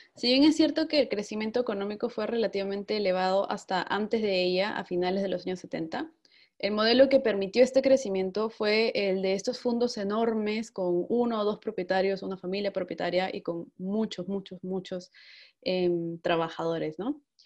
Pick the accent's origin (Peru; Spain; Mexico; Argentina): Peru; now in Italy